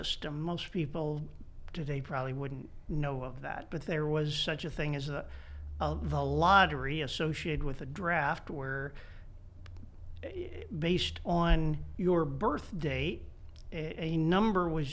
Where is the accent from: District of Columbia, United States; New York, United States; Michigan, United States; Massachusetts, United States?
District of Columbia, United States; Washington; moved away as an adult; also born or lived in Newtown, Connecticut; now in Indianapolis, United States; I'm one of the few people who can claim to be a native of Washington, D.C. I was born in downtown Washington and grew up in the suburbs